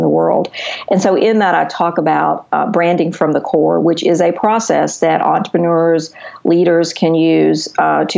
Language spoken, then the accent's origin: English; the South, United States; I am from the South